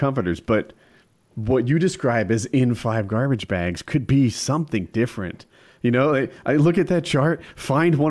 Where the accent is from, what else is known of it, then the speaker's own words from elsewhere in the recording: New Jersey, United States; now in North Carolina, United States; we're in North Carolina, but we're from Jersey.